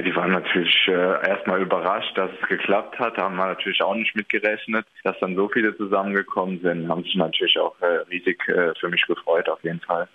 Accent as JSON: {"language": "German", "region": "Hesse", "country": "Germany", "also_born_or_lived": "Münster / Aalen", "moved": "as an adult", "lives_now": "Bübingen, Germany", "said": "Ich bin selbst aus Hessen"}